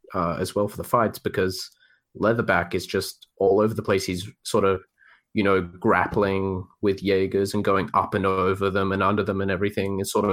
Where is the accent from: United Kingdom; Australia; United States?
Australia; I felt a swell of pride as an Australian citizen.